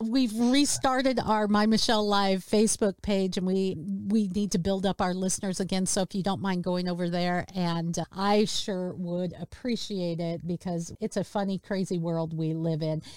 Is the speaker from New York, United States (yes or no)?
no; Seattle, Washington, United States; my hometown